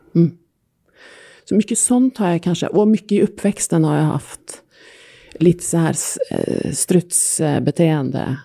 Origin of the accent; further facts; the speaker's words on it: Norway; Swedish is a second language; moved away; norsk också